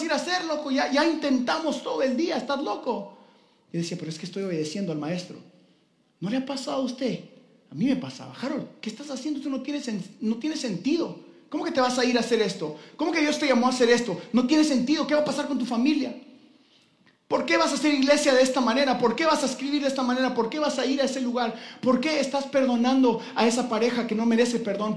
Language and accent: Spanish; Guatemala; como buen guatemalteco